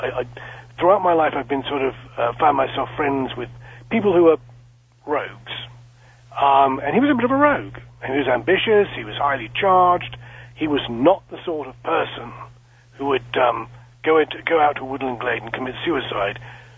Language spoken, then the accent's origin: English; South East England, United Kingdom; Although I sound British, and indeed am British, I have dual nationality. I'm both British and American. My parents are American. My father's family is from Boston. My mother's family is from Chicago. I was born and raised in a small town just west of London, about 11,000 people.